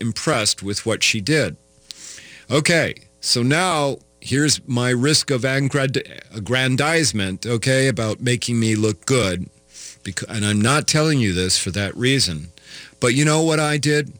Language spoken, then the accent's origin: English; Iowa, United States; now in Minnesota, United States; I'm not from Minnesota, I'm from Iowa